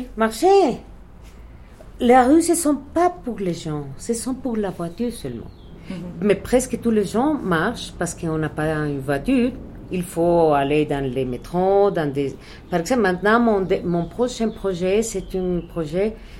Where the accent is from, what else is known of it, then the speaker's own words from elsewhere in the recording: Mexico City, Mexico; French is a second language; je suis née ici au Mexique